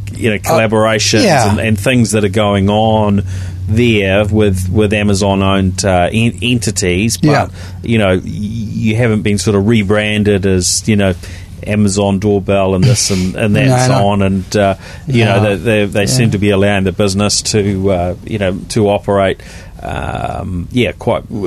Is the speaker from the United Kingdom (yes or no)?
no; New Zealand